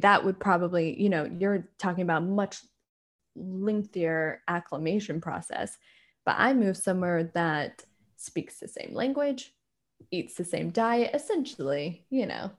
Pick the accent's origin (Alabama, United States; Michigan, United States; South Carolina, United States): South Carolina, United States; rural; moved away as an adult; now in Scotland, United Kingdom; I grew up in, like, rural South Carolina